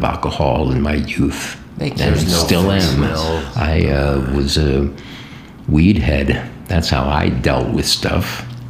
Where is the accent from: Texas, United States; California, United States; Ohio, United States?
Ohio, United States; moved away as an adult; also born or lived in New York; I took off from Ohio.